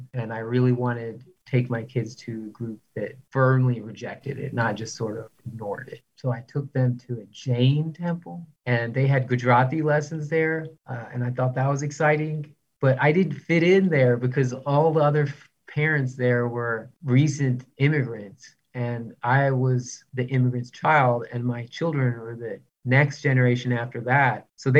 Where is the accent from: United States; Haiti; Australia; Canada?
United States; Mobile, Alabama; now in Houston, United States; So I grew up in Mobile, Alabama, and then I moved around a bunch and got degrees and jobs, and I ended up in Houston